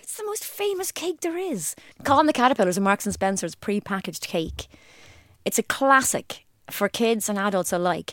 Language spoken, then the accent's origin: English; Ireland; I'm Irish